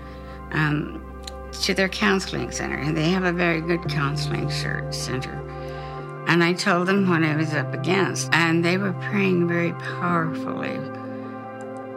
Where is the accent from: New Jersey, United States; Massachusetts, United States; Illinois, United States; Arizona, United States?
Arizona, United States; Phoenix; I was born in Phoenix in 1937